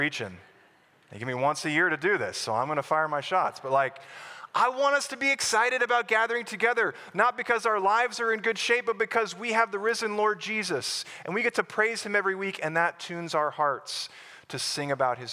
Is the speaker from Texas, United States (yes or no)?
yes; Plano, Texas, United States; I grew up in Plano, Texas, on the north side of Dallas